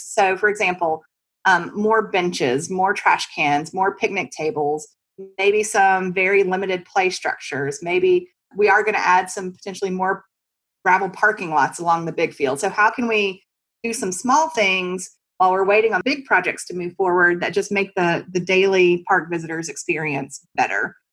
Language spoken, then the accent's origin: English; United States; also born or lived in Mississippi; now in North Carolina, United States; growing up in Texas and Mississippi